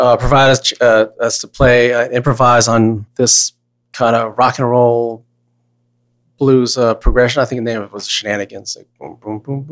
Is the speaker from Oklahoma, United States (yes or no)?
no; Virginia, United States; Asian American guy from United States growing up in Virginia